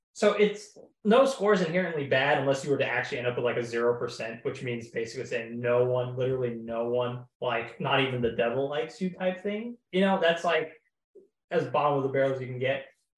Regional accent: Oklahoma, United States; I'm from Oklahoma.

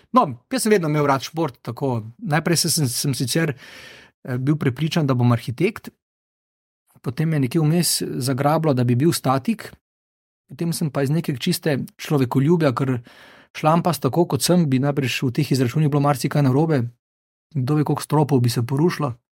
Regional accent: Maribor, Drava, Slovenia; now in Ljubljana, Slovenia; Jaz sem iz Maribora

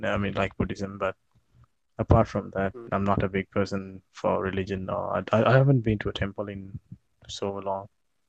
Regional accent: Sri Lanka; I'm from Sri Lanka.

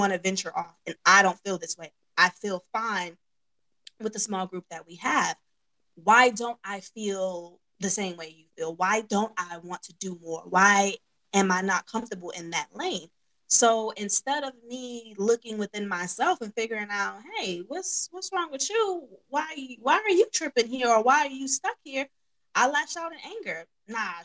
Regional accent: New York, United States; accent: New York

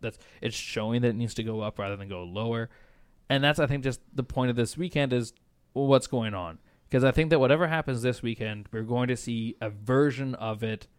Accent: Canada; born there; And as a Canadian, Canadian-born British, this is the Canadian-British team.

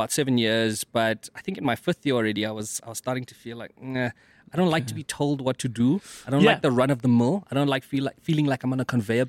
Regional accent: Mthatha, Eastern Cape, South Africa; I've always been able to draw, and I'm from the Eastern Cape, Mthatha, right?

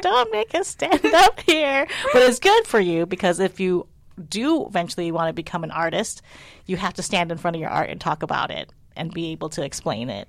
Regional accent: United States; my sisters and I were born in the United States, so we're very American

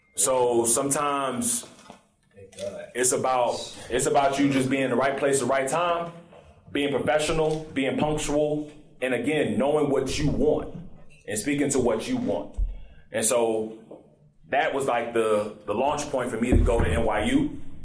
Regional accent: Morrow, Georgia, United States; also born or lived in College Park, Georgia; I was born and raised in College Park so I was about six, and then we moved to Morrow

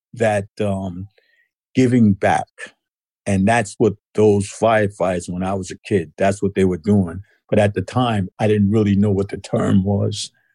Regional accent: New York City, New York, United States; moved away as an adult; now in West Virginia, United States; I was born in Brooklyn, New York

